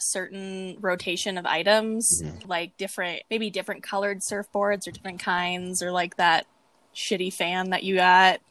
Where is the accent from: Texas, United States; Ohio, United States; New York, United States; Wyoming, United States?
Wyoming, United States; I'm not from here, okay? I'm from Wyoming.